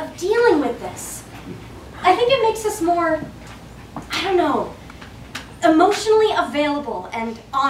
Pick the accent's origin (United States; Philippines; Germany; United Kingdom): United States; the South; I'm from the South. Like, the real South.